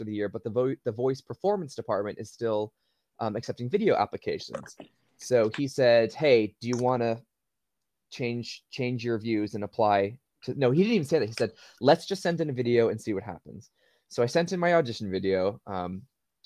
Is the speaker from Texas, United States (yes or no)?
no; Waltham, Massachusetts, United States; moved away as an adult; now in United Kingdom; I'm from a town called Waltham, which is in Massachusetts. It's a suburb of Boston